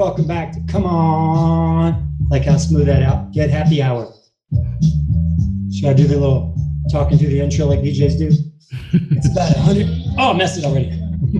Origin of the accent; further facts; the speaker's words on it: Kentucky, United States; now in Hollywood, United States; I'm from Kentucky